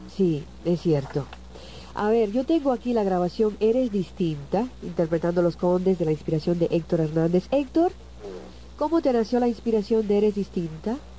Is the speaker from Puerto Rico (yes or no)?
yes; San Juan, Puerto Rico; yo también soy de Vía Palmeras